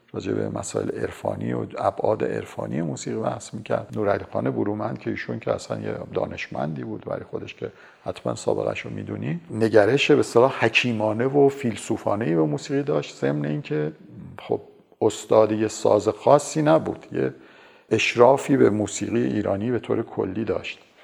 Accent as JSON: {"language": "Persian", "town": "Tehran", "region": "Tehran Province", "country": "Iran", "tie": "born or raised there", "also_born_or_lived": "Damavand", "said": "من در 26 بهمن 1331 در شهر دماوند به دنیا آمدم خانواده من از دماوند نیستن"}